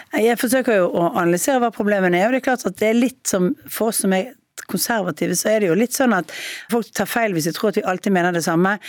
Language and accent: Norwegian; Bergen, Vestland, Norway; jeg er kanskje direkte og litt sånn høyrøstet som bergenser er